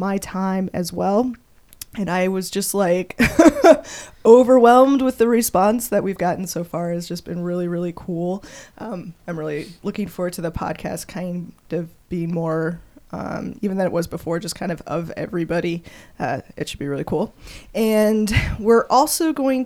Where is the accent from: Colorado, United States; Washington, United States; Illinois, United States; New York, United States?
Colorado, United States; now in Kansas City, United States; I grew up in Colorado.